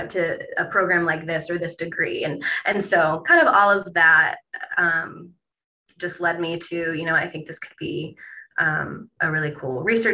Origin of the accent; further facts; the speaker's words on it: Toledo, Ohio, United States; I was from Toledo. I went to the University of Toledo for undergrad